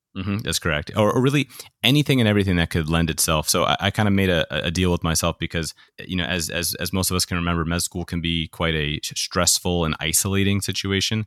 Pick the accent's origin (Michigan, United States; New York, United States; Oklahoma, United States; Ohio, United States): New York, United States; I grew up in New York